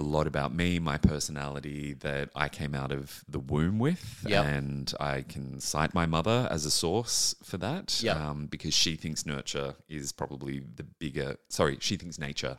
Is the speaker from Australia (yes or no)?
yes; New South Wales, Australia; Central coast of New South Wales.